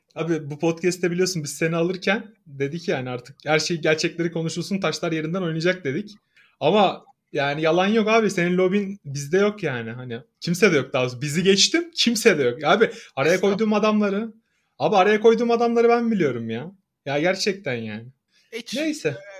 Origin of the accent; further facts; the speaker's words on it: Samsun, Turkey; ben Samsunluyum mesela Samsun sporu destekliyorum. Çünkü Samsun Spor benim doğduğum büyüdüğüm şehrin takımı.